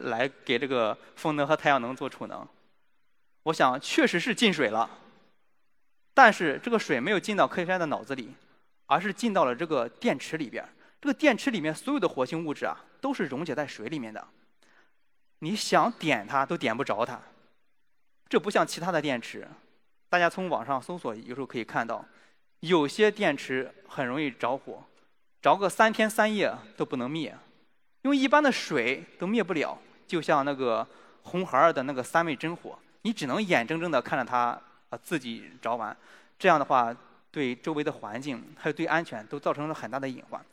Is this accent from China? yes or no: yes; China; 我们中国人